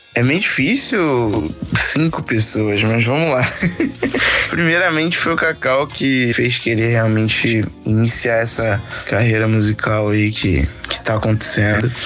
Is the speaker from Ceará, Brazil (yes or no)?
no; Angra dos Reis, Rio de Janeiro, Brazil; also born or lived in Salvador, Bahia / Camaçari, Bahia; os meus oito anos, eu vim pra Angra, onde eu moro atualmente